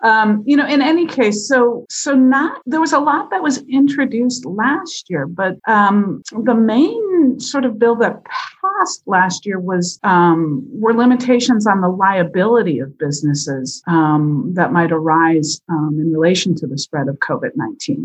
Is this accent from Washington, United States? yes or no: no; Wisconsin, United States; I grew up in Wisconsin